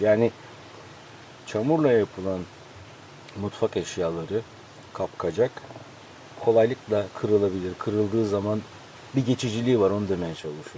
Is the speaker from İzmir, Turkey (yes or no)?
yes; İzmir, Turkey; Tabii ben orada büyüdüm. O suların içinde büyüdüm.